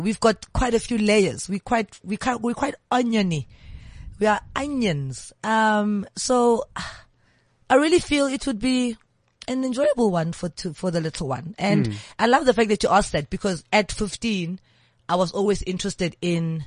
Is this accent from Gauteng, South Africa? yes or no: yes; Johannesburg, Gauteng, South Africa; Orlando West. You mean in my younger days? Orlando West.